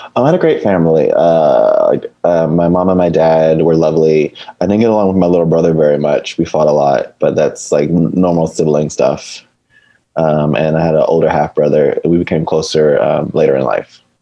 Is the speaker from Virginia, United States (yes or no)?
no; Fayetteville, Georgia, United States; moved away as an adult; now in Los Angeles, United States; Originally, I'm from Fayetteville, Georgia